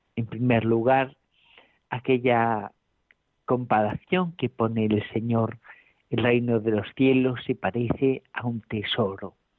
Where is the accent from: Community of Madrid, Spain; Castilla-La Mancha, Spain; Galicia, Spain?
Galicia, Spain; A Coruña; now in Alcalá de Henares, Spain; desde La Coruña. Aquí estoy en mi tierra natal